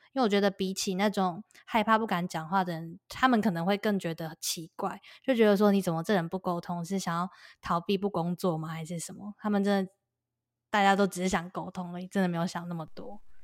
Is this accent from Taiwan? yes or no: yes; Taiwan; moved away as an adult; now in United States; 我们是台湾人，然后我们讲中文